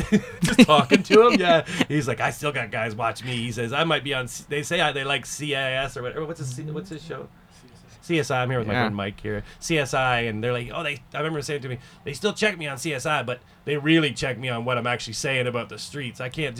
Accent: Canada; And I think that perspective of being a Canadian and being an outsider, it helped.

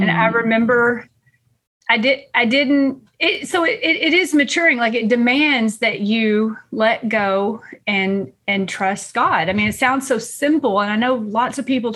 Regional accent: East Texas, United States; I grew up here in East Texas, and I grew up here Baptist

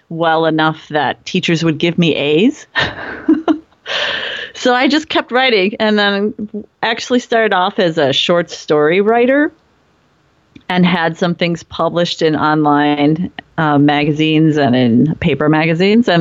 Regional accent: Cleveland, Ohio, United States; also born or lived in Japan / West Coast, United States; now in Minnesota, United States; I'm from Cleveland and ended up in Japan for many years and on the West Coast for many years.

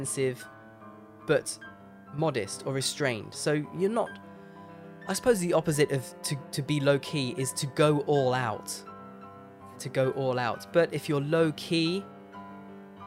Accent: Leicester, East Midlands, United Kingdom; moved away; I was born in Leicester, in England. That's my hometown.

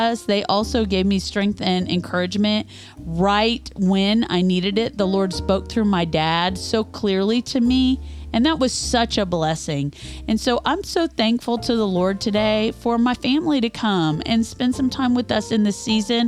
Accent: Kansas, United States; moved away as an adult; now in Louisville, United States; We're from Kansas

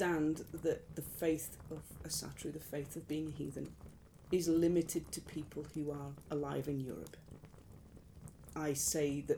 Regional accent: United Kingdom

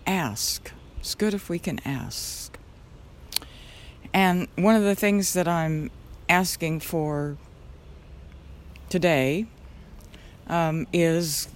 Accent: Albuquerque, New Mexico, United States; I was born in Albuquerque in the old St. Joseph's Hospital

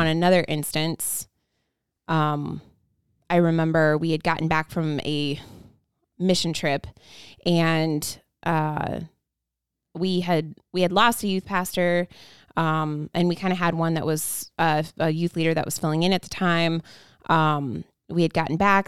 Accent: Indiana, United States; also born or lived in Ohio; moved over to Indiana from Ohio when I was one and started going to a church

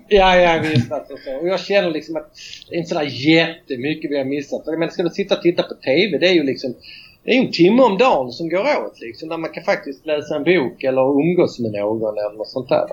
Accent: Malmö, Skåne, Sweden; moved away as an adult; now in Rio de Janeiro, Brazil; jag kom från Malmö, bor nu i Rio de Janeiro, Brasilien.

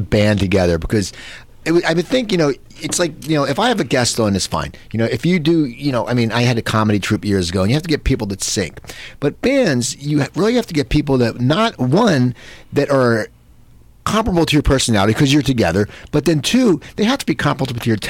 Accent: near Philadelphia, Pennsylvania, United States; I grew up right near Philadelphia

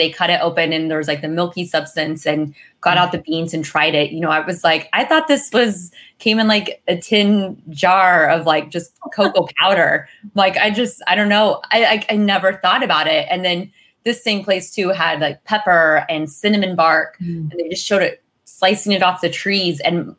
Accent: Missouri, United States; I'm from Missouri, and we are very much, I guess, with the exception of livestock and corn, we're very much meat and potatoes.

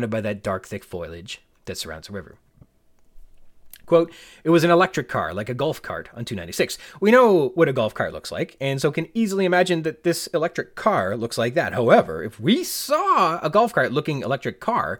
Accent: Canada; as a Canadian, we get our milks in bags

